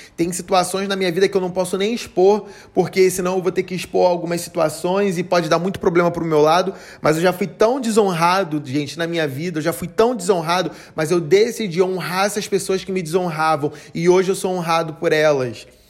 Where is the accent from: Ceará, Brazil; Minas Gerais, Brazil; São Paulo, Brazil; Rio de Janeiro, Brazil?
Rio de Janeiro, Brazil; a minha cidade, onde eu nasci, o Rio de Janeiro